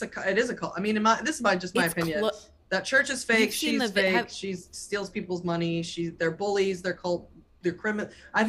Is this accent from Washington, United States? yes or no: no; Boston, Massachusetts, United States; I'm from Boston